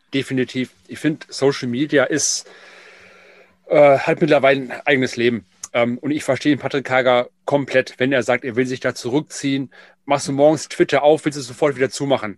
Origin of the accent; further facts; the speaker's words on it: Essen, North Rhine-Westphalia, Germany; ich bin ja gebürtiger Essener